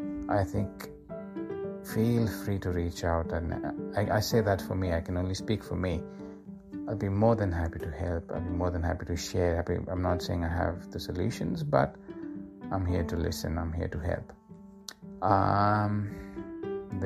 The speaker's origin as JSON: {"language": "English", "town": "Mumbai", "region": "Maharashtra", "country": "India", "tie": "born or raised there", "moved": "as an adult", "lives_now": "Australia", "said": "when we moved from Andheri to Dahisar, that was, I think, in year 11 or 12"}